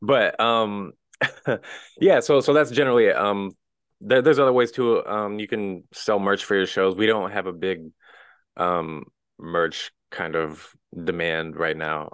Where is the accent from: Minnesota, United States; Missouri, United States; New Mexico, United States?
Missouri, United States; Wellsville; I originally grew up in a tiny town in the middle of nowhere in the Midwest, little town called Wellsville, Missouri, like twelve hundred people